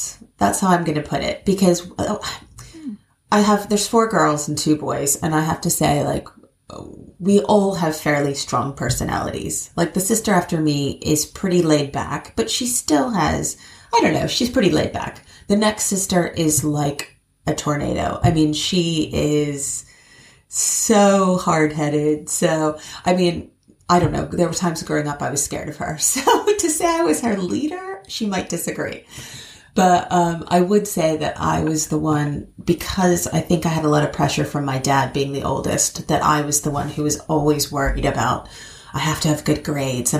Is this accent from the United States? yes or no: yes; Cincinnati, Ohio, United States; moved away as an adult; also born or lived in New York; now in London, United Kingdom; I was born in Cincinnati, Ohio